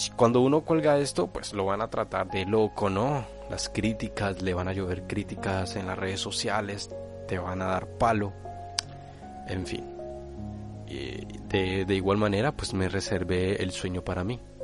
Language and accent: Spanish; Colombia; now in Spain; en mi país, en Colombia, yo soy colombiano, pero actualmente vivo en España